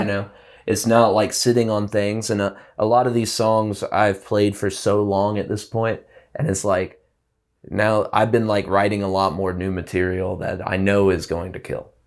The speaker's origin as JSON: {"language": "English", "town": "Prattville", "region": "Alabama", "country": "United States", "tie": "born or raised there", "moved": "as an adult", "lives_now": "Bisbee, United States", "said": "growing up in, like, a small town in Alabama"}